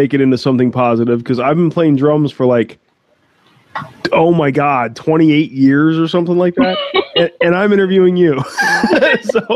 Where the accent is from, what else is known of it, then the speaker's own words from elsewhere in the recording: East Coast, United States; East Coasters. We're just angry